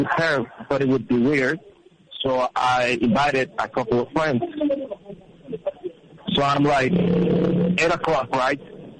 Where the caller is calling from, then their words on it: Mexico City, Mexico; Mexico City.